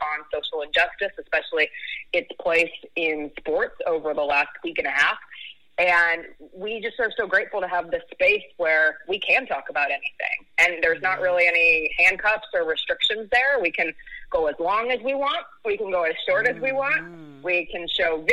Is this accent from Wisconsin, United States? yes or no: no; Highlands Ranch, Colorado, United States; also born or lived in Perrysburg, Ohio; now in Memphis, United States; I grew up in a city called Highlands Ranch, Colorado, which is about 20 minutes south of Denver